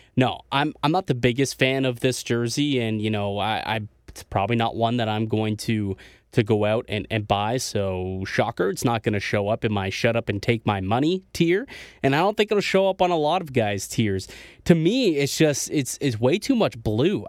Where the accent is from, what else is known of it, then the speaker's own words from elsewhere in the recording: Niagara Falls, Ontario, Canada; also born or lived in Toronto; I'm from Niagara Falls, right? As, as some people know, if you're new to this show, I'm, you know, from Niagara Falls, lived in Toronto for a few years.